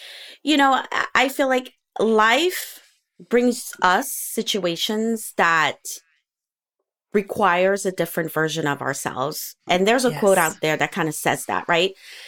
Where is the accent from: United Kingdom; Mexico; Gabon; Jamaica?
Gabon; also born or lived in United States; I was born in the States, we lived in Africa, in Gabon.